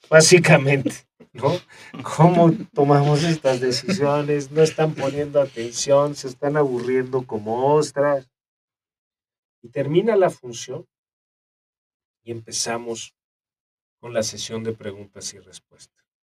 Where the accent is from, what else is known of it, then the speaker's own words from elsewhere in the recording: Mexico; nosotros como mexicanos